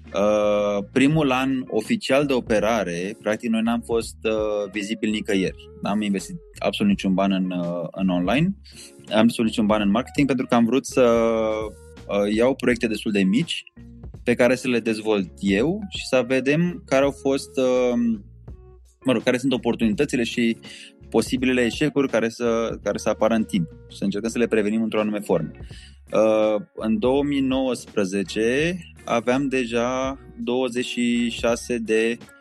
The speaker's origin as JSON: {"language": "Romanian", "country": "Romania", "said": "noi ca și români"}